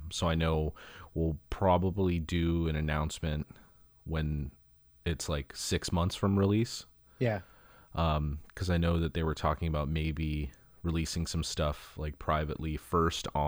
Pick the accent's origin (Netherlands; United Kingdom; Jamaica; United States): United States; California; born and raised in Southern California, so that just kind of comes out naturally.